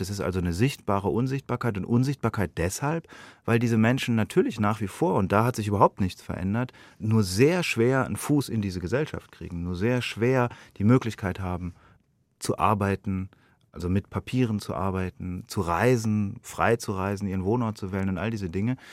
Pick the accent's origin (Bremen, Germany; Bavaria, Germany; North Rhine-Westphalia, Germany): Bavaria, Germany; Munich; als Bürger dieses Landes, als Europäer, als Deutscher, als Münchner